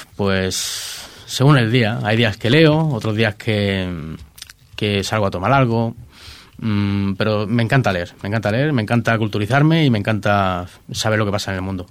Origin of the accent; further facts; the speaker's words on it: Ripoll, Catalonia, Spain; aquí en Ripoll también se me conozca bastante